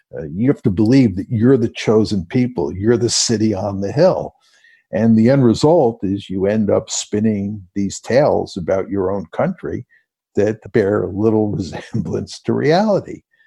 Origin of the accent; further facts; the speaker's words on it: United States; also born or lived in Hyde Park; I grew up in liberal democratic America